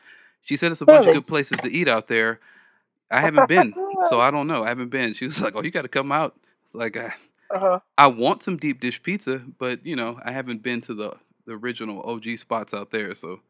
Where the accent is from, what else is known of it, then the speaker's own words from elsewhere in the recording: Los Angeles, California, United States; Yeah, I grew up right in 79th and Hoover is where I grew up. It's like right in the heart of South Central, at least according to me.